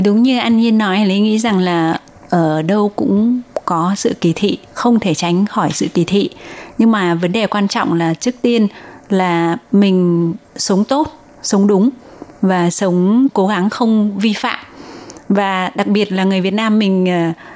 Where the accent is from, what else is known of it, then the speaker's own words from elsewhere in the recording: Vietnam; now in Taiwan; những người Việt sống ở Đài Loan